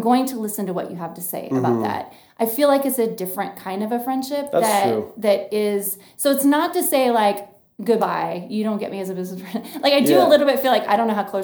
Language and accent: English; Washington, United States; also born or lived in Austin, Texas; now in Billings, United States; we are from Washington State, and then we lived in Austin